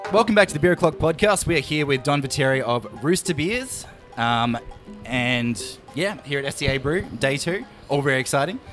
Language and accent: English; Australia; we're obviously from Australia.